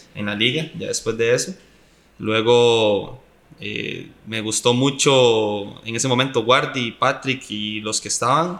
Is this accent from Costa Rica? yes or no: yes; Costa Rica; vengo de Costa Rica